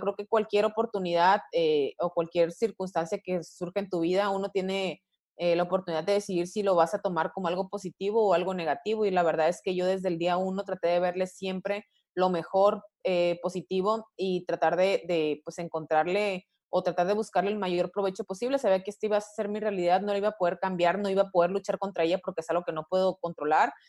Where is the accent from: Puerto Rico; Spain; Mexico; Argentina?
Mexico; como latina y como mexicana, en cierto punto hemos vivido eh, muchas veces temas de discriminación